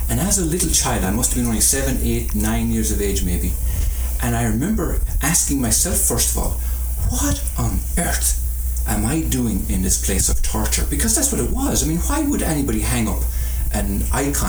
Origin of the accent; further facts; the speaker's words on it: Ireland; growing up in Holy Catholic Ireland, I became an altar boy.